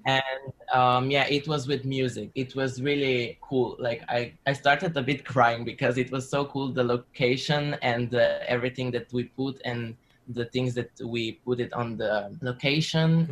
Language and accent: English; Slovenia; I come from Slovenia